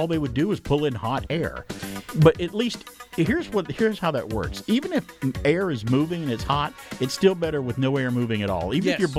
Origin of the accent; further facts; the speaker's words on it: Georgia, United States; So there's a couple of times growing up in Georgia where the humidity is, you know, 210% and it's hot.